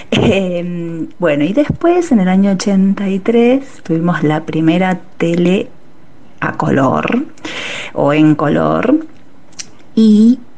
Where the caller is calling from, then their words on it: Balvanera, Buenos Aires, Argentina; de Balvanera.